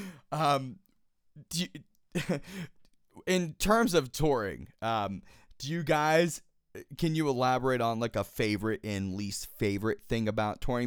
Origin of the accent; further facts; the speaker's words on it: Pittsburgh, Pennsylvania, United States; I'm born and raised in Pittsburgh, Pennsylvania, so obviously East Coast for me.